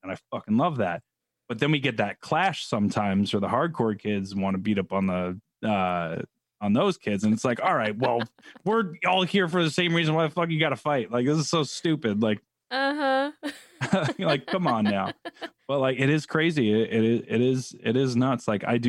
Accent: New York, United States; also born or lived in California; Could be just the New York thing. But I was born in California.

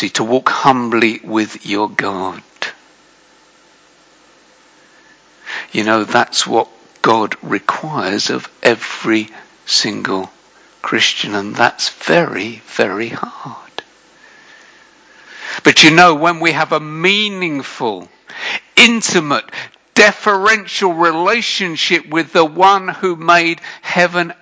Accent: United Kingdom; I'm British.

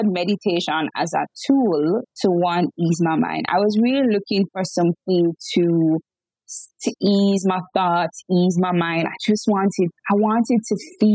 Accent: Jamaica; I'm born and raised in Jamaica

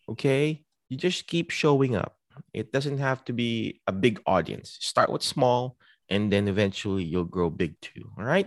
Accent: Philippines; now in United States; I'm a Filipino, but I represent the United States because I was here.

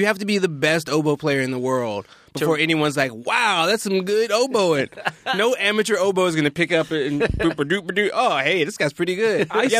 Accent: North Carolina, United States; now in Los Angeles, United States; I grew up, like, on the East Coast. I grew up in North Carolina

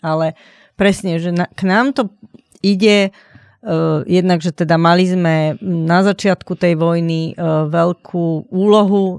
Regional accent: Slovakia; Sme odvážni Slováci

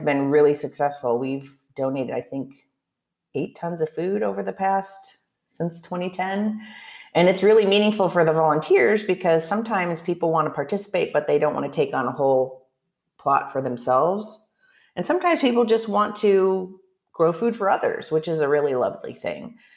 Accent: Oregon, United States; now in Chicago, United States; I'm from Oregon originally and I was I grew up a food gardener

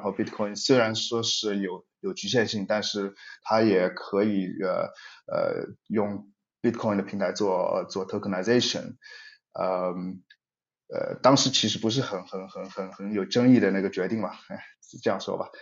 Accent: China; moved away as an adult; also born or lived in Europe; 我是在中国长大的，我是，以前是学计算机科学的，呃，在，的背景，然后离开中国后，呃，陆续在不同的公司，呃，主要在欧洲，啊，包括 Skype、微软和 Twilio 等

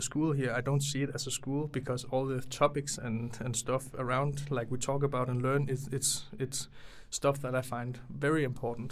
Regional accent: near Aarhus, Central Denmark Region, Denmark; I'm not directly from Aarhus. I grew up like 10-20 minutes away from Aarhus

